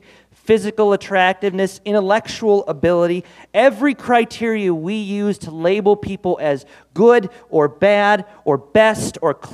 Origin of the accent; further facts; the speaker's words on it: Clearbrook, Minnesota, United States; I grew up in Clearbrook, Minnesota, up north near Bemidji